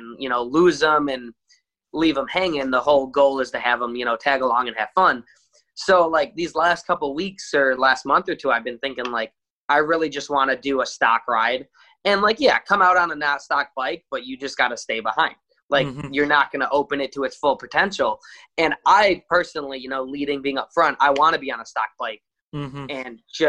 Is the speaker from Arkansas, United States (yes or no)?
no; Chicago, Illinois, United States; I've been in Chicago my whole life